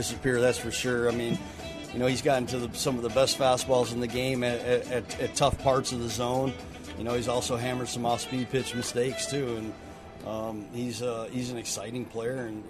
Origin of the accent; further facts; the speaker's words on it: Frankfort, Illinois, United States; moved away as an adult; now in Birmingham, United States; growing up in Chicago and playing in southern Illinois